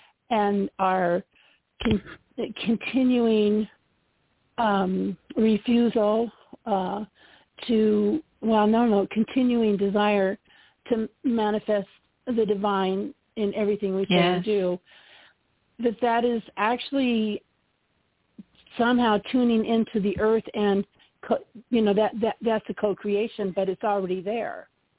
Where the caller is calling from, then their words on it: Lakewood, Colorado, United States; I'm calling from Lakewood, Colorado.